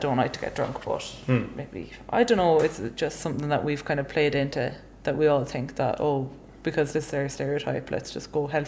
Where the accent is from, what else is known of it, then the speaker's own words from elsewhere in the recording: Ballinasloe, Connacht, Ireland; accent: Midlands; So I'm from Banisloe. It's in Galway in the west of Ireland. But Banisloe is kind of like East Galway. So we're basically more or less straight in the middle of Ireland. So it's quite a Midlands accent, I would say, I have.